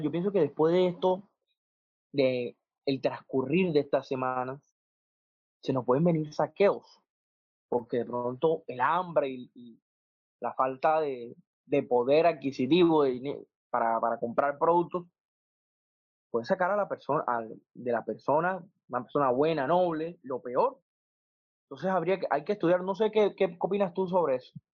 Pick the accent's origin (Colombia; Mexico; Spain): Colombia; como colombianos